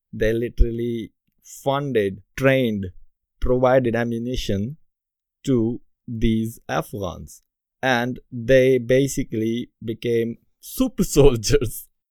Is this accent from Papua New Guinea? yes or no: no; Pakistan; moved away as an adult; now in United Kingdom; as a kid growing up in Pakistan